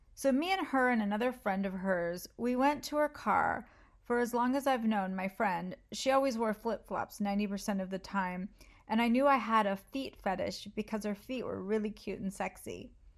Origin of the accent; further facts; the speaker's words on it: United States; I'm American